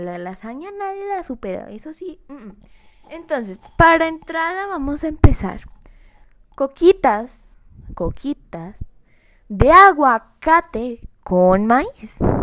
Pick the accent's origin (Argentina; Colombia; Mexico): Colombia; yo soy de Colombia